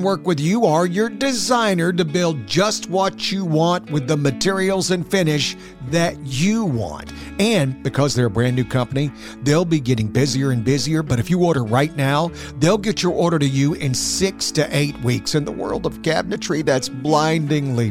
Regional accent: South Alabama, United States; now in San Jose, United States; I grew up in South Alabama

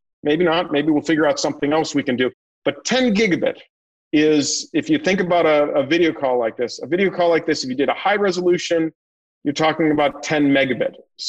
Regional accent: Northeast, United States; now in North Carolina, United States; So I think there's a term that we have that you hear in North Carolina a lot. I'm from the Northeast.

